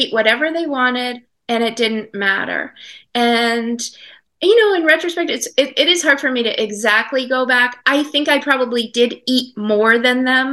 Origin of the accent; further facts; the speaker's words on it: Maine, United States; I live in Maine. I grew up in Maine.